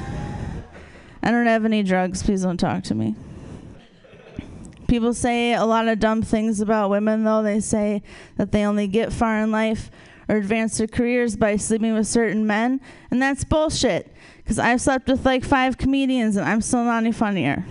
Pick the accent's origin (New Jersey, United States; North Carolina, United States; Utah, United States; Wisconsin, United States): Wisconsin, United States; moved away; I'm originally from Wisconsin